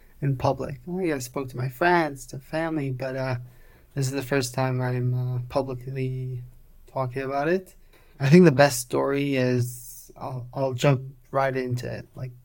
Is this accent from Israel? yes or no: yes; Petah Tikva, Central District, Israel; English is a second language; So I was born and raised in Israel. I'm 29 years old. 29, yeah. I grew up in Petah Tikva in Israel.